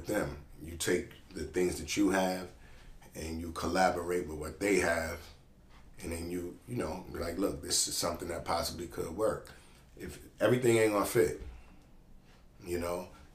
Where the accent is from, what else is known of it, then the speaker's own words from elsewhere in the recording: New York City, New York, United States; moved away; I'm from Brooklyn, New York, first and foremost. Grew up there, lived in a few different places, but Brooklyn is my home